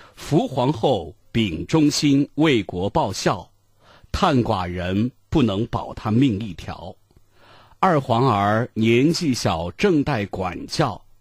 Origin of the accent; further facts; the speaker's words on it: Shaanxi, China; 还是以咱们陕西方言的方式